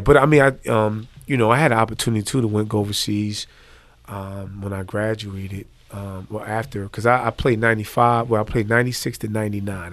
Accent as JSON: {"language": "English", "town": "Trenton", "region": "New Jersey", "country": "United States", "moved": "yes", "said": "I'm originally from New Jersey, Trent, New Jersey"}